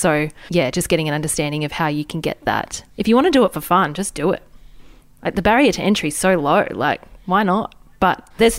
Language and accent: English; Australia; We're both regional girls. We're both not from Sydney, not from a major city, and we have a really strong regional audience.